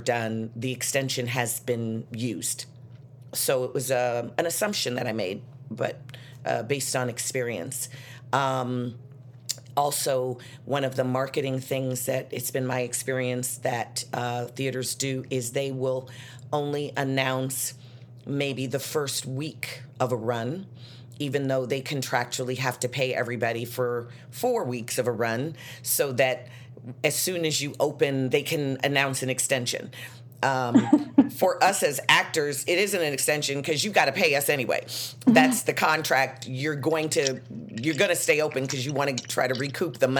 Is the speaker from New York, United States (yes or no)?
no; Chicago, Illinois, United States; I'm from Chicago, and I grew up that way